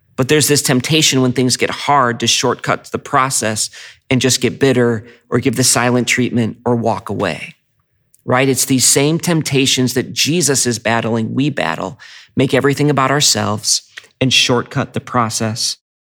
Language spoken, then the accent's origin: English; United States; as American Christians